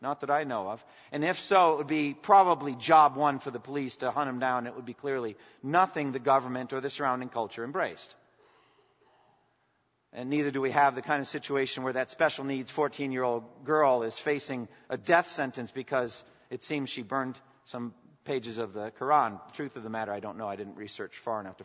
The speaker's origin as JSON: {"language": "English", "country": "United States", "said": "as an American pastor"}